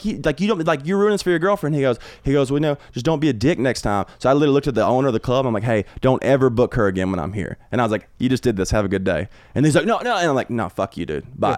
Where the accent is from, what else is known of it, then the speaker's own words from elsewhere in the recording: Brookwood, Alabama, United States; moved away; also born or lived in Tuscaloosa, Alabama; I'm from Brookwood